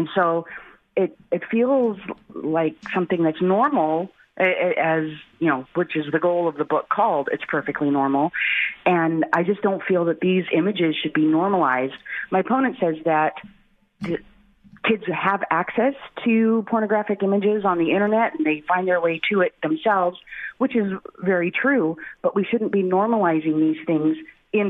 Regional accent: Philippines; now in Everett, United States; I am half Filipino. I was born in the Philippines. I'm an immigrant and a naturalized citizen.

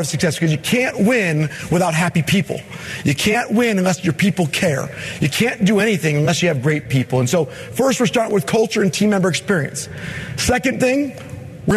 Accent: Michigan, United States; I'm from Michigan

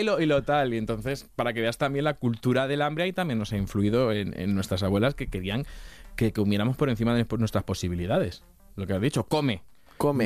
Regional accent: Castilla-La Mancha, Spain; yo soy de Castilla-La Mancha

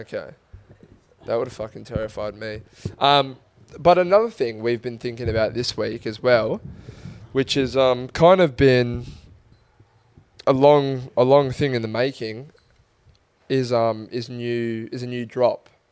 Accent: Australia; as an Australian

